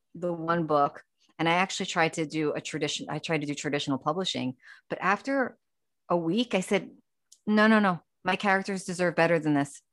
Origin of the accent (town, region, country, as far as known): New York City, New York, United States; born or raised there; also born or lived in Long Island, New York